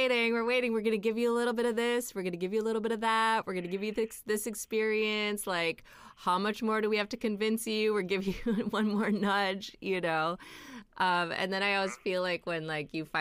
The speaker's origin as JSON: {"language": "English", "region": "Minnesota", "country": "United States", "said": "I'm from Minnesota, so like it's very religious there"}